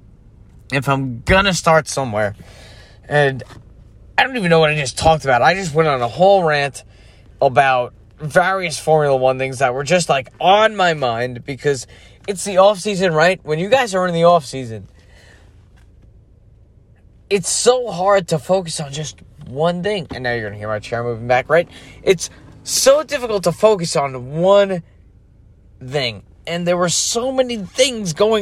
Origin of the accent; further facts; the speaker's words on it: United States; I'm an American guy.